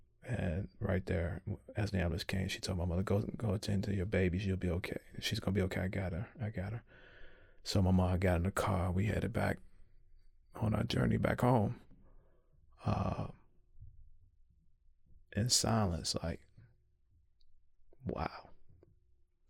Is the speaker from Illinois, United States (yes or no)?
yes; Chicago, Illinois, United States; my hometown of Chicago